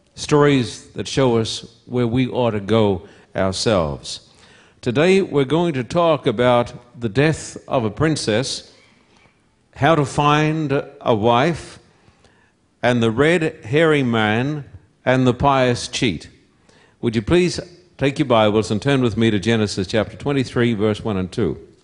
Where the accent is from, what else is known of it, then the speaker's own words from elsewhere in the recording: Somerset Dam, Queensland, Australia; moved away; also born or lived in Esk, Queensland; I was born in Esk, a little town that if you blink your eyes as you drive through, you'll miss it. Little town about sixty, seventy, eighty miles from Brisbane, which is the capital of Queensland. And I was brought up at Somerset Dam